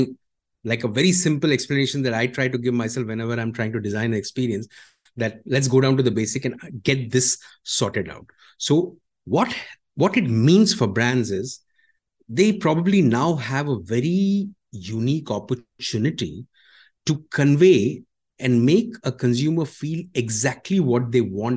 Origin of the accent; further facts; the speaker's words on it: India; now in Malaysia; I am from India